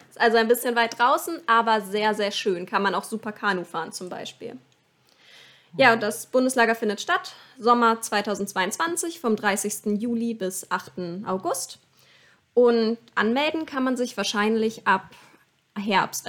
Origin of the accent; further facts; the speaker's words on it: Hanover, Lower Saxony, Germany; komme ursprünglich aus dem VCP-Bezirk Hannover